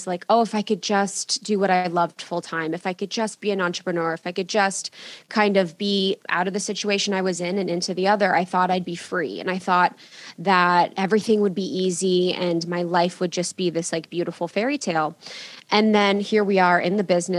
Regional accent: Ohio, United States; I grew up in Ohio in a small town

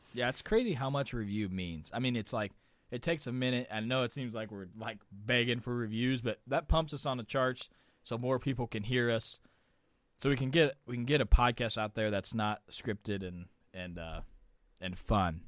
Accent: Missouri, United States; I'm from Missouri

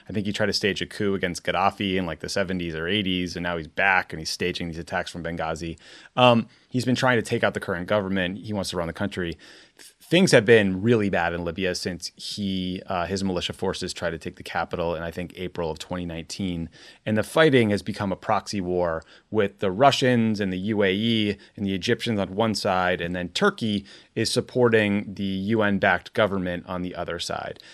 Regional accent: United States; as an American in the Trump era

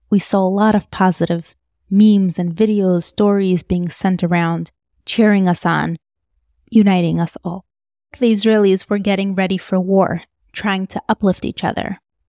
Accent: United States; These are my thoughts as an American Jew, as the Chutznik Jew

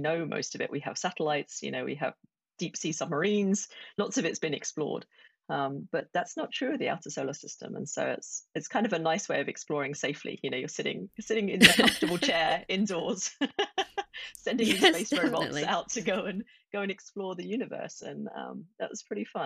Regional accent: Essex, East of England, United Kingdom; moved away as an adult; also born or lived in Colorado; I grew up in Essex, and if you're not familiar with the UK, it's just northeast of London

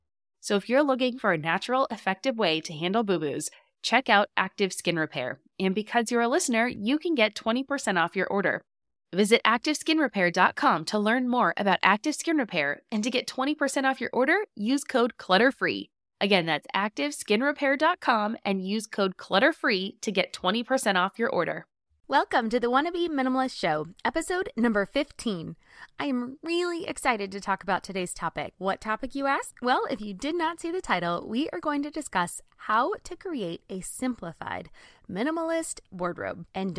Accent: California, United States; I grew up in Southern California, and I mean, in high school, my style was everywhere.

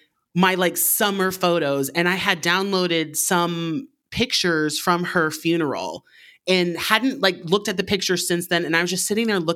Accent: Eagle River, Alaska, United States; born or raised there; moved away

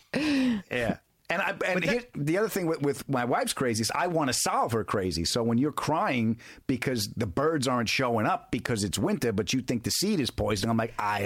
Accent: Long Island, New York, United States; born or raised there

